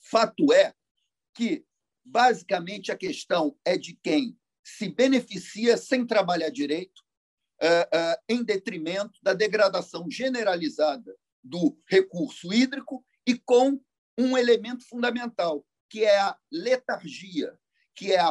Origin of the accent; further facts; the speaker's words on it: Rio de Janeiro, Brazil; Eu sou nascido e criado em Copacabana, princesinha do mar.